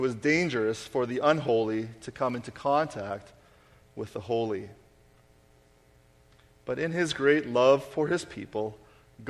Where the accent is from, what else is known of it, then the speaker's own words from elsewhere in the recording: Canada; we are Canadian